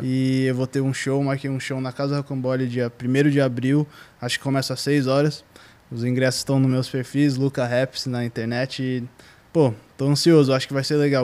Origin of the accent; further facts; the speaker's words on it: São Paulo, Brazil; moved away as an adult; also born or lived in New York, United States; eu morei minha vida inteira aqui em São Paulo